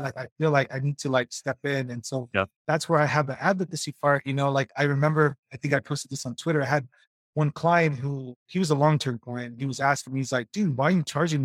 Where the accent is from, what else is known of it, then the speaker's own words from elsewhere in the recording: Los Angeles, California, United States; I was born in Hollywood, California.